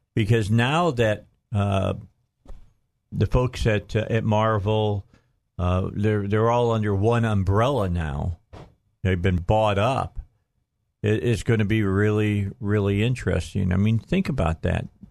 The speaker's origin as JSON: {"language": "English", "town": "Gary", "region": "Indiana", "country": "United States", "tie": "born or raised there", "said": "I was born in Gary"}